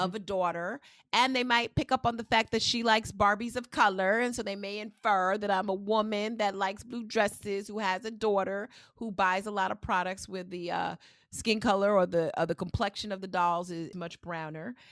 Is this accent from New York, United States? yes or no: yes; New York, United States; I'm one of those people from New York